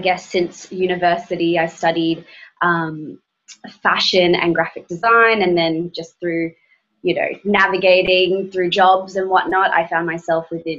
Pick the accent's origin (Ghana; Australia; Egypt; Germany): Australia; Brisbane, Queensland; moved away; also born or lived in Melbourne, Australia; growing up in Brisbane, Australia, and then moving to Melbourne, Australia